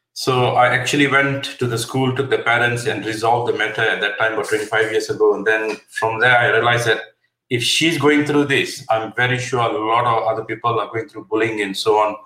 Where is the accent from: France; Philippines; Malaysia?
Malaysia; moved away as an adult; now in United Kingdom; I'm I'm originally from Malaysia. I've been here for the last thirty over years.